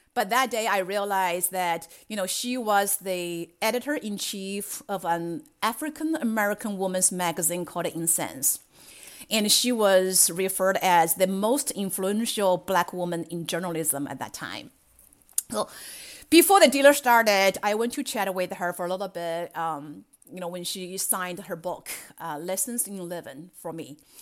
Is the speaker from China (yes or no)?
yes; China; English is a second language; moved away as an adult; now in United States; I grew up in China and I have spent half of my life there and another half in the United States